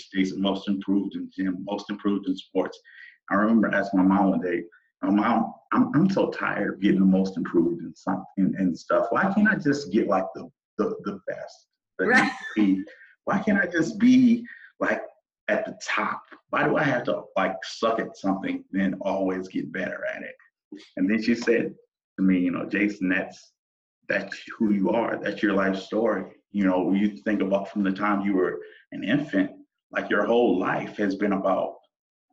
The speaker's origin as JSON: {"language": "English", "town": "Toledo", "region": "Ohio", "country": "United States", "tie": "born or raised there", "said": "I grew up in Toledo, Ohio, raised by great parents"}